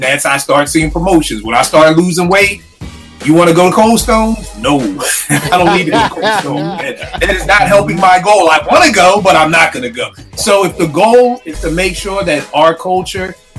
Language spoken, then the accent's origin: English; Philadelphia, Pennsylvania, United States; when we growing up in Philly, I'm sure it's like this in every place. In Philly, your old head's job was to school you